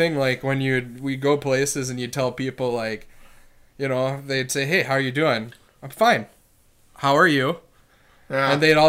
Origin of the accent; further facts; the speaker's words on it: Wisconsin, United States; We're from Wisconsin.